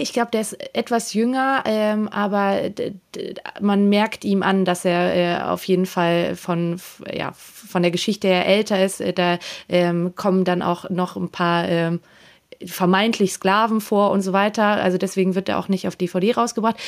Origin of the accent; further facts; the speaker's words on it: Austria; ich als Österreicherin